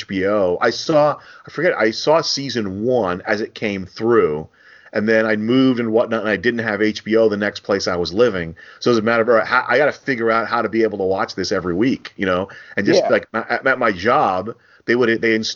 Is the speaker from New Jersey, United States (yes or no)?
yes; New Jersey, United States; I'm from New Jersey, born and raised